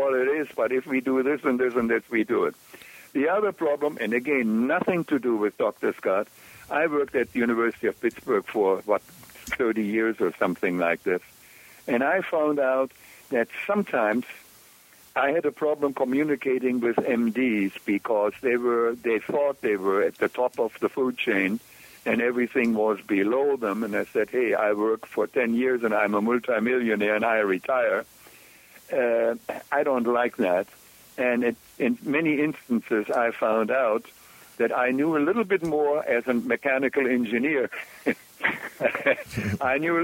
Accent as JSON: {"language": "English", "country": "Germany", "tie": "born or raised there", "also_born_or_lived": "Kolkata, India", "said": "I grew up in Germany during the war without water, without electricity"}